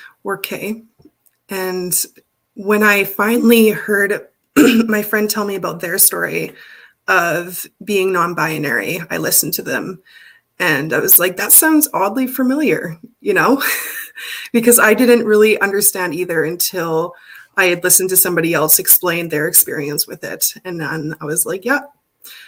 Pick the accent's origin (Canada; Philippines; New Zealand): Canada; Alberta; I was born and raised in Alberta on Treaty 6 land.